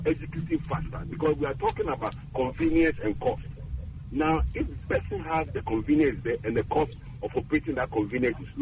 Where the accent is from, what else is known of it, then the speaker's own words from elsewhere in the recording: Esiama, Western Region, Ghana; my hometown, Eshiama, or my mother's village